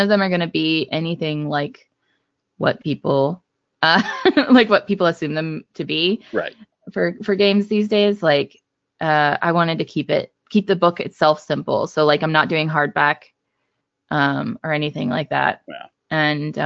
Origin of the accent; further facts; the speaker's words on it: Brookville, United States; growing up in Brookville area, like where I spent a lot of my childhood